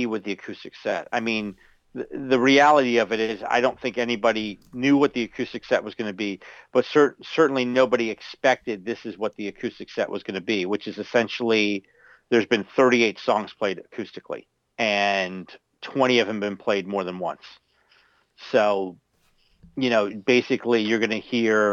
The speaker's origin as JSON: {"language": "English", "region": "Florida", "country": "United States", "said": "my home state of Florida"}